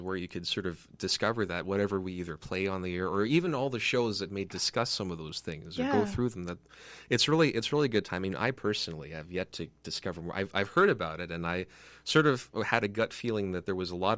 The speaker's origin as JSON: {"language": "English", "town": "Mississauga", "region": "Ontario", "country": "Canada", "said": "because I'm down from Mississauga"}